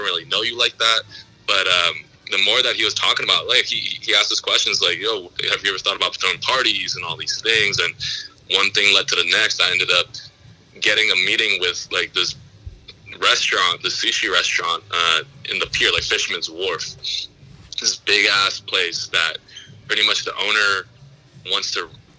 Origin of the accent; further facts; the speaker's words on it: San Francisco, California, United States; also born or lived in San Diego; I'm from the Bay, so like being in San Francisco, you're kind of fast paced